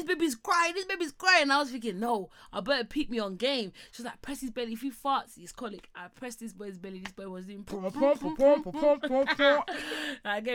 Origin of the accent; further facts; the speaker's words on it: London, United Kingdom; We're all from London. We're all from East